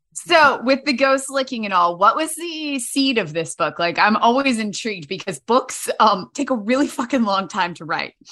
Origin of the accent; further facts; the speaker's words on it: Winchester, Virginia, United States; also born or lived in Blacksburg, Virginia / Centreville, Virginia; originally Winchester, um, Virginia